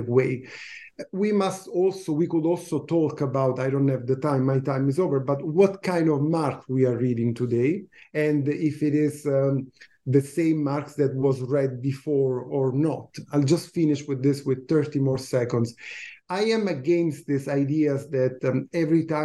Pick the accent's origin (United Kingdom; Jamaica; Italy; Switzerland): Italy; moved away as an adult; now in Canada; I teach in Canada. I moved here in 2009, but I come from Italy